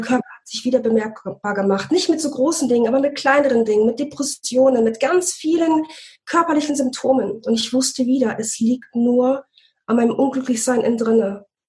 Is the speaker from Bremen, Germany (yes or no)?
yes; Bremen, Germany; moved away; wir kommen ursprünglich aus Bremen